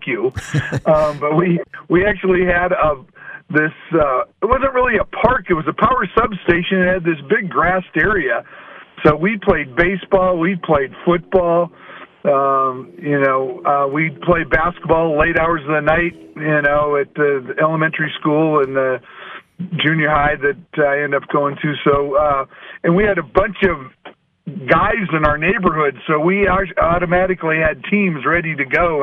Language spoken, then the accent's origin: English; Montana, United States; also born or lived in Big Fork, Montana / Missoula, Montana / La Quinta, California; I was raised in Montana